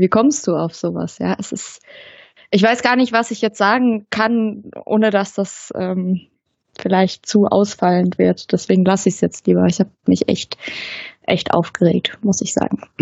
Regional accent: neighbouring village of Hoffenheim, Baden-Württemberg, Germany; now in Stuttgart, Germany; Ich komme ja ursprünglich, ähm, aus dem Nachbardorf von Hoffenheim

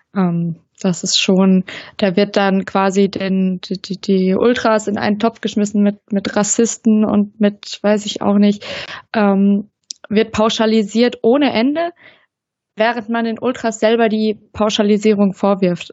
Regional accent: neighbouring village of Hoffenheim, Baden-Württemberg, Germany; now in Stuttgart, Germany; Ich komme ja ursprünglich, ähm, aus dem Nachbardorf von Hoffenheim

